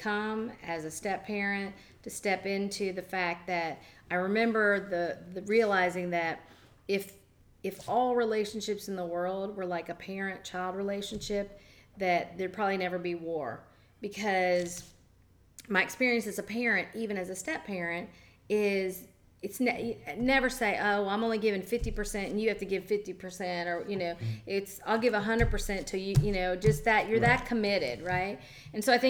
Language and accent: English; Jacksonville, Florida, United States; now in Madeira Beach, United States; I grew up in Jacksonville during desegregation